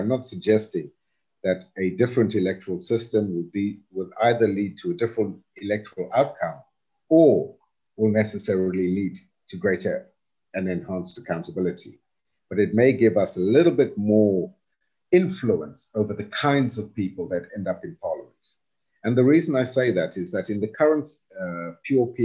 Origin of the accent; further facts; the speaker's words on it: South Africa; we, as broader South African society